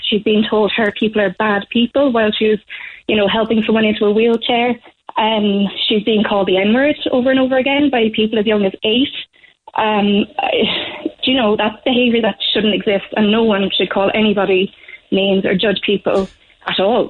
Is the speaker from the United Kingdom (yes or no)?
yes; England, United Kingdom; now in Ireland; I'm considered Irish and I'm from England